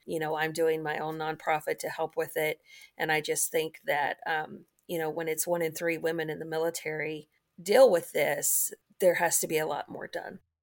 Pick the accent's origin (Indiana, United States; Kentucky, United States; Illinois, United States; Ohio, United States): Kentucky, United States; moved away as an adult; also born or lived in Fort Knox / Norfolk, Virginia; I grew up in Kentucky